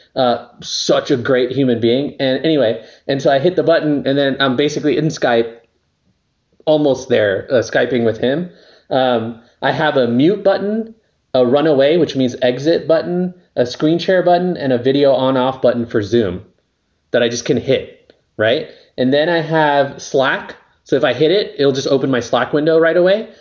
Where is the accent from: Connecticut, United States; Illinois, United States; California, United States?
California, United States; La Mirada; now in Northern California, United States; I grew up near Knott's Berry Farm. So it's a city called La Mirada